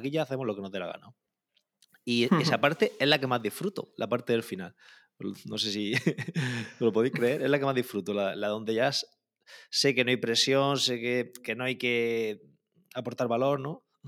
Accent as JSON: {"language": "Spanish", "town": "Calasparra", "region": "Region of Murcia", "country": "Spain", "also_born_or_lived": "Granada", "lives_now": "Caravaca de la Cruz, Spain", "said": "soy de soy de Calasparra, de un pueblo del noroeste de Murcia, pero vivo en Caravaca, que está muy cerquita"}